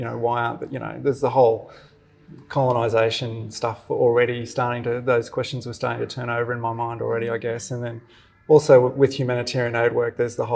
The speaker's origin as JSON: {"language": "English", "town": "Brisbane", "region": "Queensland", "country": "Australia", "tie": "born or raised there", "also_born_or_lived": "Sydney / Mackay / Caboolture", "said": "So I was born in Brisbane and went away for a bit to Sydney when I was really young. Came back and did all my schooling in Brisbane"}